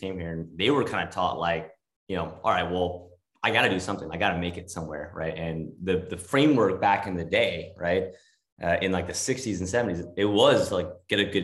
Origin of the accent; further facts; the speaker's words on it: Los Angeles, California, United States; also born or lived in New York; now in Northern California, United States; moved out to California, to LA, where I was born